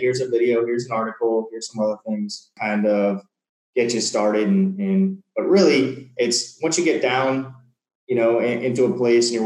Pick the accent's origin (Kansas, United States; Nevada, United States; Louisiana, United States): Louisiana, United States; New Orleans; moved away as an adult; now in Mexico; I come from New Orleans, which is generally like the bottom five in the United States when it comes to, you know, in a bad way, in crime and things like